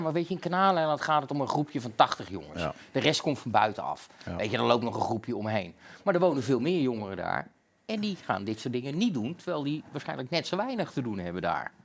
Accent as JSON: {"language": "Dutch", "region": "Utrecht", "country": "Netherlands", "said": "bij ons in Utrecht"}